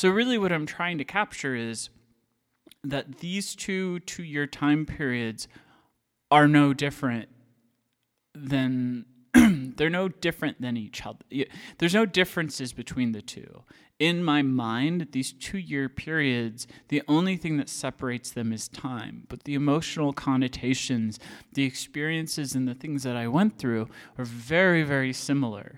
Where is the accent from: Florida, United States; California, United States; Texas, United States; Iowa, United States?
Iowa, United States; moved away as an adult; I grew up in Iowa.